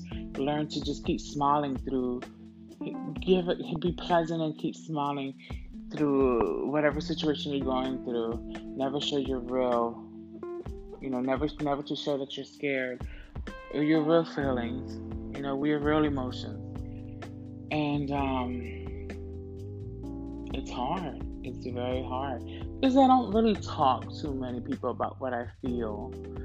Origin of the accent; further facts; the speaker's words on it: Camden, New Jersey, United States; also born or lived in Orlando, Florida; now in New York City, United States; I come from South Jersey, born and raised in South Jersey, and grew up partially in the projects and, you know, my grandma's house, East Camden.